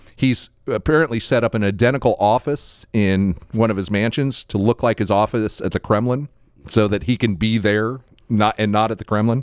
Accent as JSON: {"language": "English", "region": "Florida", "country": "United States", "tie": "born or raised there", "said": "someone born and raised in Florida"}